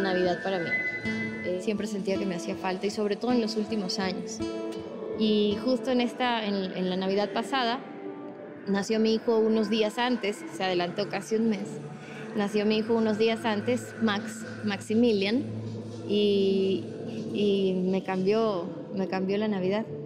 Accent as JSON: {"language": "Spanish", "town": "Guayaquil", "region": "Guayas", "country": "Ecuador", "tie": "born or raised there", "said": "nací en Guayaquil"}